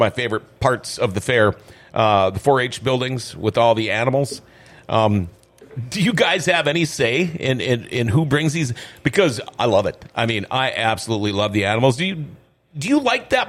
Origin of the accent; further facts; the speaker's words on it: Crookston, Minnesota, United States; also born or lived in Thief River Falls, Minnesota; I'm originally from Crookston